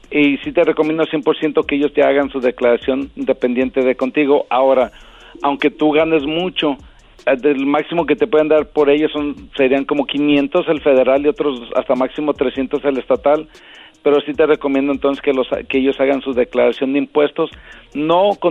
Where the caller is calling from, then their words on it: Memphis, Tennessee, United States; Eh, de Memphis, Tennessee.